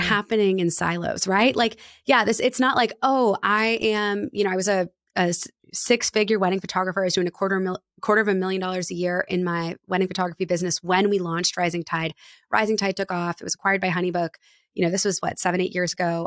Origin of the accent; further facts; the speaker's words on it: Annapolis, Maryland, United States; my hometown of Annapolis